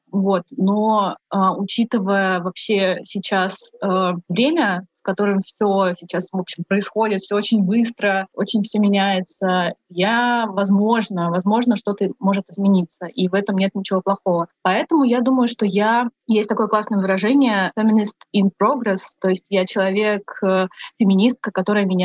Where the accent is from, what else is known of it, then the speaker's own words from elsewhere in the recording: Buryatia, Russia; Я из Республики Бурятия.